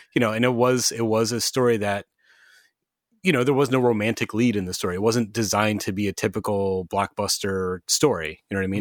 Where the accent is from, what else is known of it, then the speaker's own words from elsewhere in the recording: United States; as a dumb American